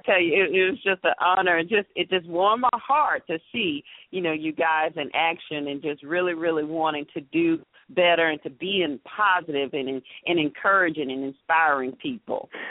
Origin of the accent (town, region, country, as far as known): Atlanta, Georgia, United States; born or raised there